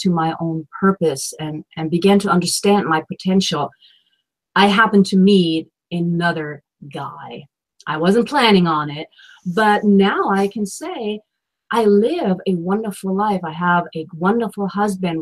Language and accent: English; Germany; moved away as an adult; now in Washington, D.C., United States; I'm from Germany and here I am in the United States and in the capital of the United States, Washington, D.C.